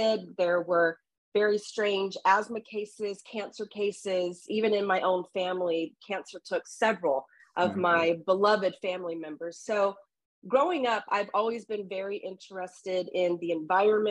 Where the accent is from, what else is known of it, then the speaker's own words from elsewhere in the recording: Southeast Texas, United States; I grew up in Southeast Texas here in the US and on the Gulf Coast of Mexico, or the coast of the Gulf of Mexico